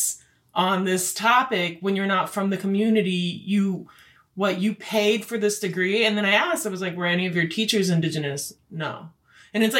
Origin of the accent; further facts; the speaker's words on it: Stockbridge-Munsee Mohican reservation, Wisconsin, United States; I want to get out of the res